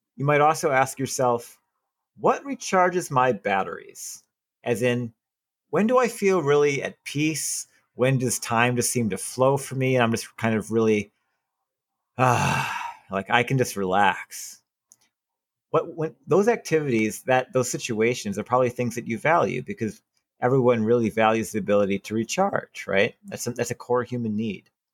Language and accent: English; Wisconsin, United States; moved away; I was raised in Wisconsin and people bleed green and gold in Wisconsin